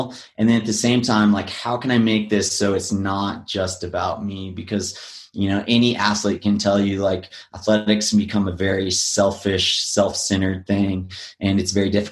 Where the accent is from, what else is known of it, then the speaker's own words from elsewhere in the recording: Big Bear Lake, California, United States; I grew up in Big Bear Lake, Southern California.